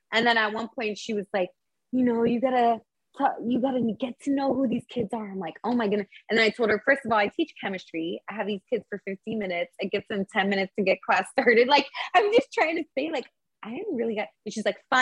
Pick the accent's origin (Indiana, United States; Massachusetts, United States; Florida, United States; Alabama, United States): Florida, United States; Tampa; I'm still from Timbo